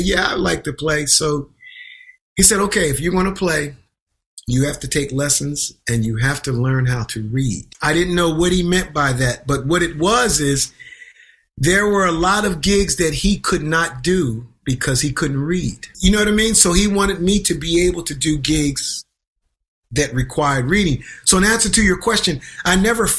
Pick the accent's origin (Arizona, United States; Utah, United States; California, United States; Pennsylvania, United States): Pennsylvania, United States; Twin Oaks; also born or lived in Boston; now in New York City, United States; I grew up in Pennsylvania.